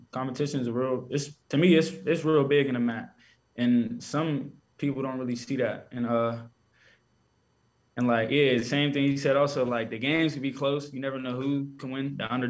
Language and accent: English; Pittsburgh, Pennsylvania, United States; Growing up, I used to like Pittsburgh, like the Steelers and stuff.